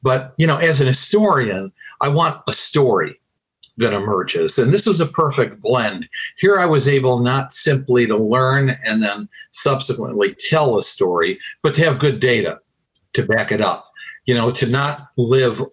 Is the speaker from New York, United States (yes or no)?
yes; Utica, New York, United States; in my hometown, upstate New York, ultimately leading me to run for mayor of my little city, Utica